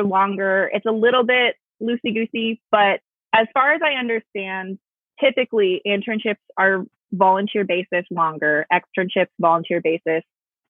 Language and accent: English; Bay Area, California, United States; moved away; I grew up in the Bay Area.